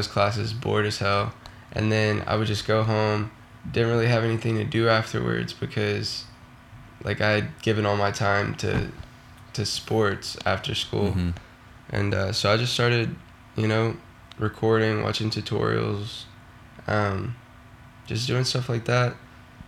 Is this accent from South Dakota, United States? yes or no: no; Houston, Texas, United States; I'm from Houston, Texas